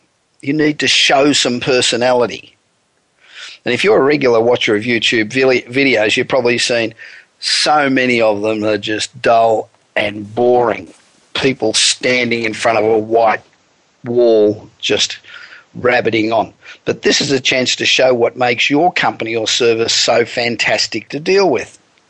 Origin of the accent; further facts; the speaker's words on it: Los Angeles, California, United States; Coming to you this week, as usual, from my hometown of Los Angeles, where the weather, as usual, is absolutely beautiful.